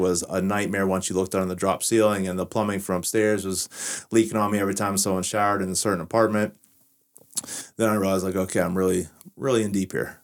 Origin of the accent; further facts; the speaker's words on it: Washington, Pennsylvania, United States; to restore my hometown